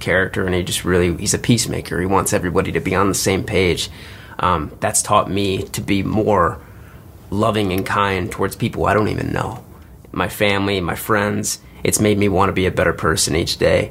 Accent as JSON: {"language": "English", "region": "Michigan", "country": "United States", "moved": "as an adult", "lives_now": "Los Angeles, United States", "said": "I'm from Michigan originally"}